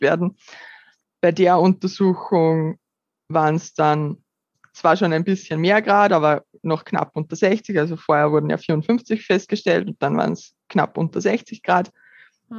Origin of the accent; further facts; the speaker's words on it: Upper Austria, Austria; ich bin 30 Jahre alt und komme aus Oberösterreich